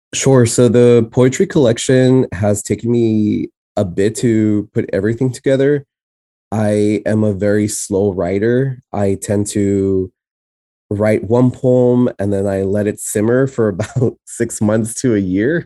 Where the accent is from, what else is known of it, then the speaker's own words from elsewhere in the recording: San Antonio, Texas, United States; first language Spanish; English is a second language; also born or lived in El Paso, Texas; the place where I specifically was raised in, in Texas is San Antonio, and I'm from the South Side